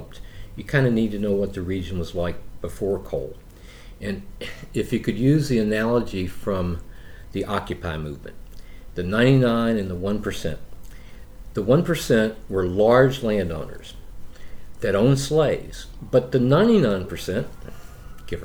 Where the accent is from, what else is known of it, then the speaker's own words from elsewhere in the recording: Logan County, West Virginia, United States; also born or lived in Beckley, West Virginia; I grew up in Logan County, West Virginia, later moved to Beckley, West Virginia.